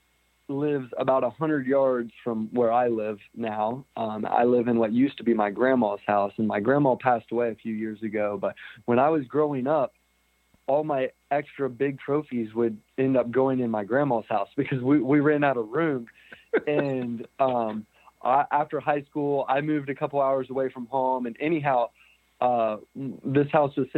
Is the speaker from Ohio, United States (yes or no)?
yes; St. Louisville, Ohio, United States; I was born in St. Louisville, Ohio. It's small town, central Ohio, kind of small town USA at its finest